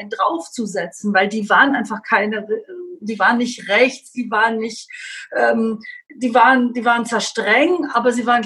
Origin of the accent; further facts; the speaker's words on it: Babenhausen, Bavaria, Germany; also born or lived in Dortmund; now in Augsburg, Germany; Ich komme aus einer sehr politischen Familie. Meine Eltern waren äh, sehr linksliberal. Also ich bin in Bayern aufgewachsen, in der Zeit, äh, als die CSU unvorstellbare Mehrheiten hatten.